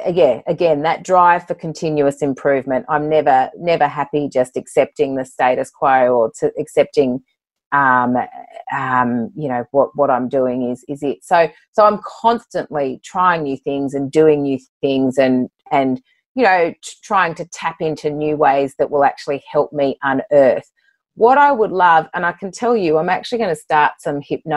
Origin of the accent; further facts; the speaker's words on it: Sydney, New South Wales, Australia; born there; also born or lived in Bathurst / London; now in Port Macquarie, Australia; You know, I was born in Sydney, moved to Bathurst, couldn't wait to get back to Sydney, moved to London, came back to Sydney, you know, now in Port Macquarie, have been for 12 years.